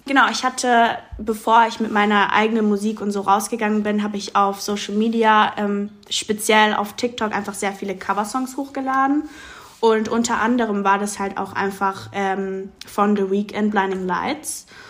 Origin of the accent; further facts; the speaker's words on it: Mannheim, Baden-Württemberg, Germany; ich bin in Mannheim auch groß geworden und aufgewachsen